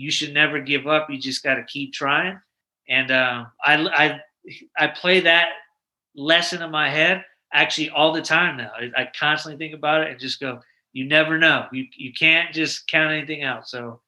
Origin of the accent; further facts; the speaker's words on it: Manhattan, New York, United States; also born or lived in Syracuse; I'm a military brat. My father was in the military. We moved around a little bit, and I'm actually originally from New York. I was born in Manhattan, and then I lived in upstate New York for a while, kind of like in the Syracuse area.